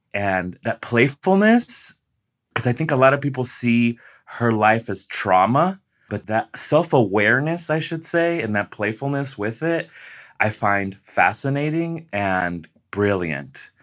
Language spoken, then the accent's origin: English; Las Vegas, Nevada, United States; I was born and raised in Las Vegas, Nevada